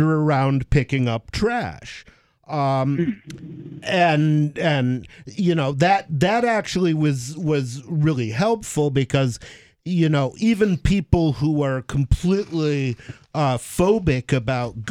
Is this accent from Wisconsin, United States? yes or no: no; Ann Arbor, Michigan, United States; moved away as an adult; I grew up in Ann Arbor, Michigan